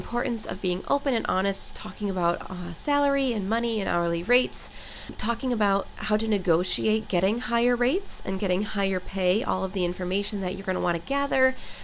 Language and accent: English; New York, United States; now in Miami, United States; I'm from New York